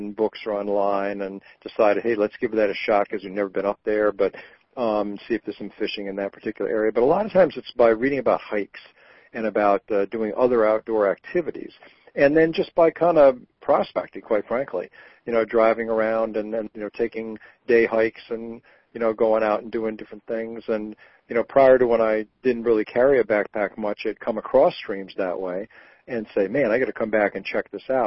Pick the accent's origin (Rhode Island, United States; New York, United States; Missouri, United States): Rhode Island, United States; moved away; I grew up in Rhode Island